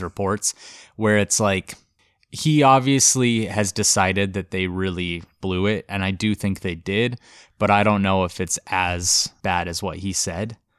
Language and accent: English; Montana, United States; Montana, which is my home state.